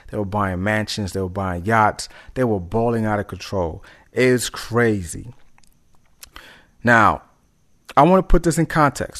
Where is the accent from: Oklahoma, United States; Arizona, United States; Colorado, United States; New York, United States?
New York, United States; New York City; I'm from New York City, born in Harlem, raised in the Bronx